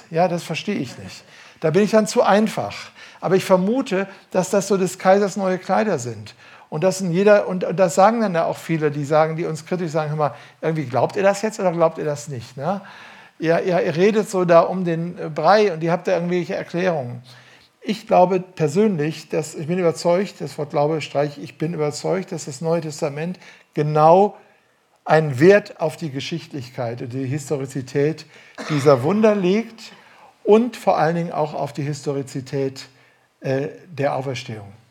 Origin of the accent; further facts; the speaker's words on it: Duisburg, North Rhine-Westphalia, Germany; weil ich bin ganz äh, in der Landeskirche aufgewachsen und das war bei uns in Duisburg, das habe ich schon als Kind gehört.